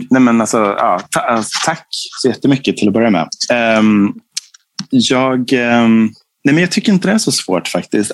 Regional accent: Fagersta, Västmanland, Sweden; now in Stockholm, Sweden; jag kommer från Fagersta, en liten stad i Bergslagen. Liksom, och vi var ju medelklass där.

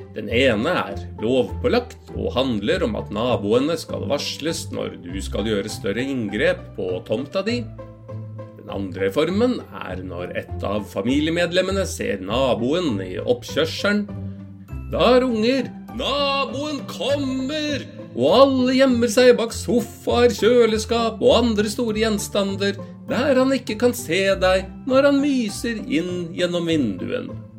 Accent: Norway

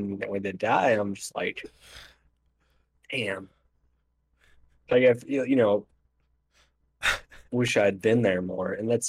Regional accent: United States; I'm an American.

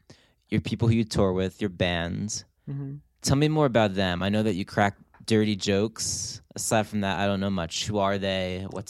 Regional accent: New Jersey, United States; accent: New Jersey; now in New York, United States; I grew up in New Jersey. I spoke with a New Jersey accent at first, and I really wanted to erase

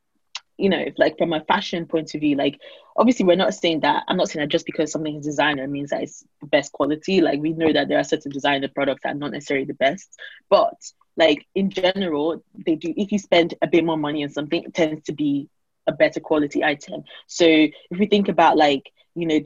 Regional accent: Nigeria; now in United Kingdom; I grew up in Nigeria

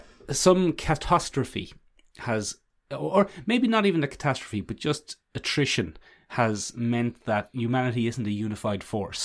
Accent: London, United Kingdom; accent: London; they're not a patch on my London accent.

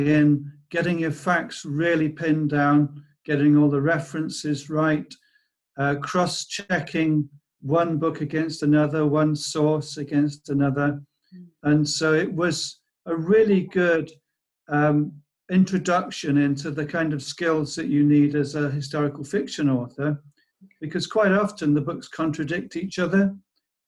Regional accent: Pembroke, Wales, United Kingdom; moved away; I was originally from Pembroke

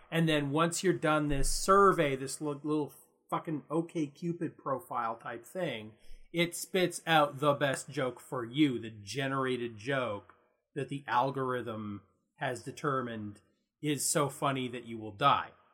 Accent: Canada; we're Canadian

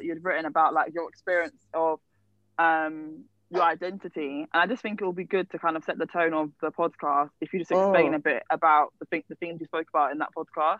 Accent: London, United Kingdom; I'm from Croydon. Representing for myself, London massive.

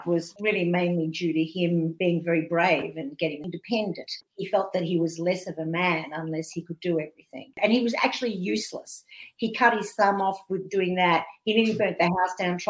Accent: Australia; me being an Australian Jewish comedian

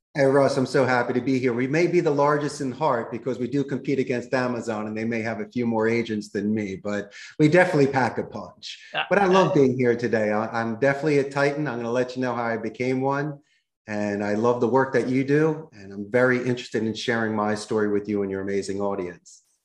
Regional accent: Philadelphia, Pennsylvania, United States; moved away as an adult; also born or lived in Arizona; now in Costa Rica; I grew up in Northeast Philadelphia

